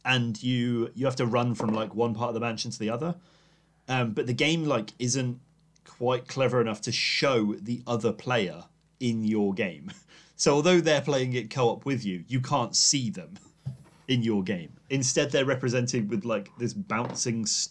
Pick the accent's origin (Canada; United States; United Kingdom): United Kingdom; England; I'm English